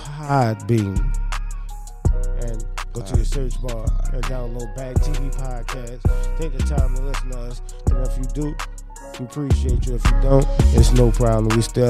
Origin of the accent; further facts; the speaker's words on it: New Orleans, Louisiana, United States; I'm from New Orleans.